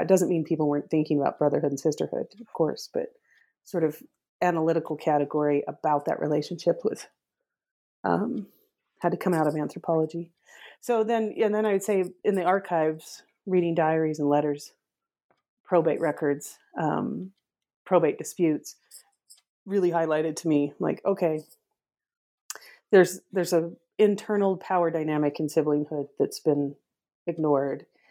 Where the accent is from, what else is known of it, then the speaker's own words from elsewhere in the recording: northern Utah, United States; I grew up in Utah, northern Utah